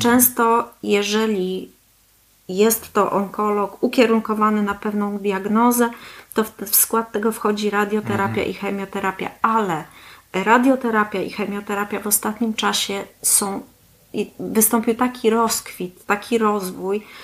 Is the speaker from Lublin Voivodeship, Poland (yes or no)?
no; Gdańsk, Pomeranian Voivodeship, Poland; moved away as an adult; now in Kalmar, Sweden; Pochodzę z Gdańska y, i tam studiowałam, tam też zdobyłam swoją specjalizację onkologiczną